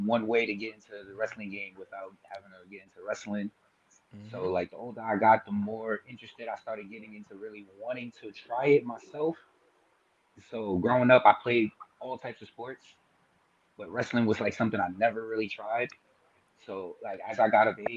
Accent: New York City, New York, United States; also born or lived in Bronx; I was born in the Bronx, but I moved to Brooklyn when I was about five

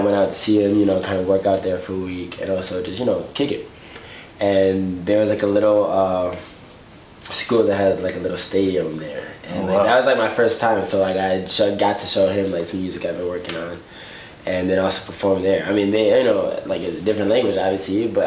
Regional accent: Chicago, Illinois, United States; born and raised

